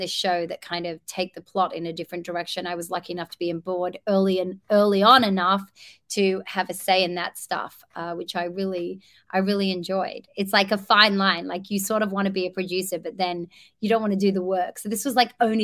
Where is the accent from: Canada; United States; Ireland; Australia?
Australia; moved away; I grew up in Australia where we are the land of wonderful athletes